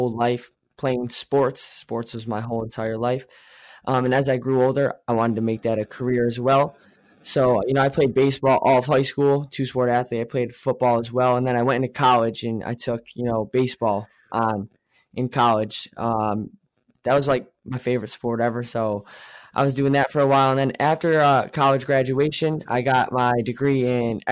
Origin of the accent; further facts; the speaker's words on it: New York, United States; I am from New York